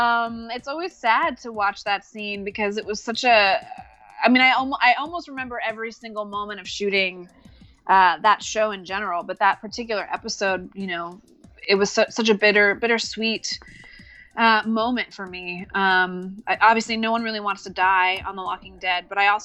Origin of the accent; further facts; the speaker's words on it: New York, United States; now in Los Angeles, United States; because I'm from New York. But at the time I was living in Los Angeles, I still live in Los Angeles